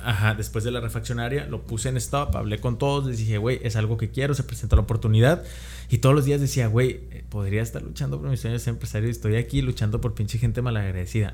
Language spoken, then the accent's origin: Spanish; Mexico; traía ese chip que nos meten como mexicanos